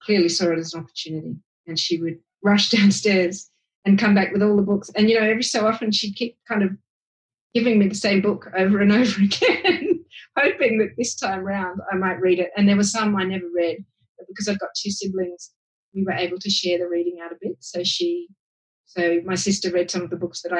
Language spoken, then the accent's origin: English; Sydney, New South Wales, Australia; I grew up in Hunters Hill, which is the lower north shore of Sydney